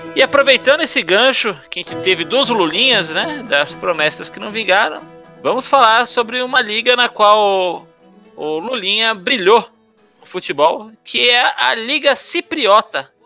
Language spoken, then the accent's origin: Portuguese; Brazil; nós brasileiros